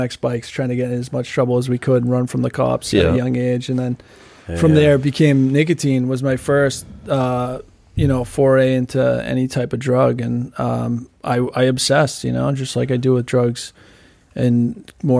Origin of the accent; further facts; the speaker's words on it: Newburyport, Massachusetts, United States; moved away as an adult; also born or lived in Boston / New York City; I grew up on the North Shore of Massachusetts in Newburyport